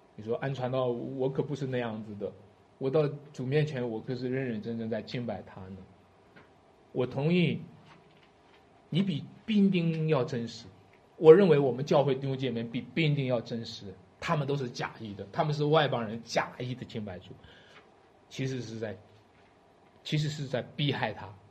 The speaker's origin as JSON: {"language": "Chinese", "region": "Shanxi", "country": "China", "said": "我们山西人的味道就是醋的味道，山西人喜欢吃醋"}